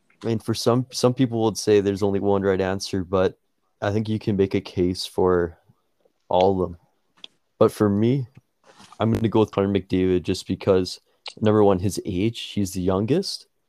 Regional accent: Edmonton, Alberta, Canada; my favorite team's the Edmonton Oilers. That's my hometown team

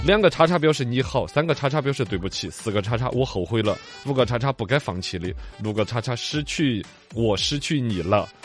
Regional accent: Chengdu, Sichuan, China; 我们成都人

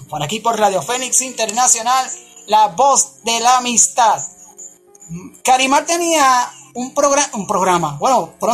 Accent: United States; y eso que soy americano.

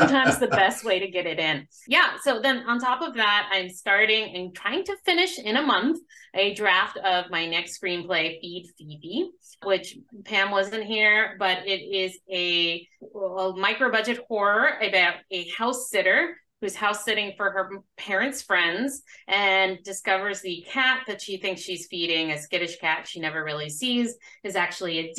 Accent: Arizona, United States; I'm from Arizona. I grew up in Arizona

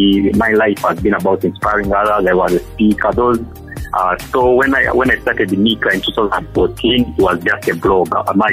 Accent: Kisoro, Western Region, Uganda; moved away as an adult; now in Kampala, Uganda; I'm Ugandan. I come from Kisoro.

